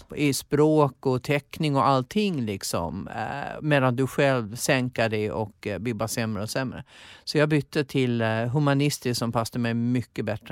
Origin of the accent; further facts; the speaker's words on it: Gotland, Sweden; accent: Gotlandic; moved away as an adult; Och sen åkte jag hem till Gotland